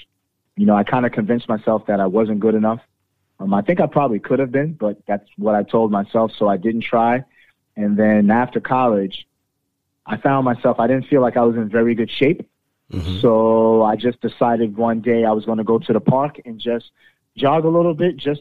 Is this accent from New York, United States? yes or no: yes; New York City, New York, United States; also born or lived in Queens, New York; I was born and raised a Brooklynite, lived there the majority of my life